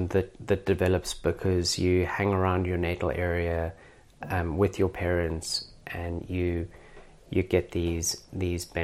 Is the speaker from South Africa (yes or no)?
yes; South Africa; now in Australia; I'm obviously originally from South Africa. Every Australian is pretty good at um, picking my accent.